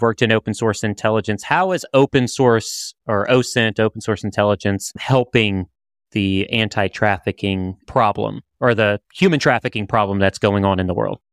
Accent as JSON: {"language": "English", "area": "around New Orleans", "region": "Louisiana", "country": "United States", "said": "I'm from New Orleans. Well, I'm, I'm from around New Orleans"}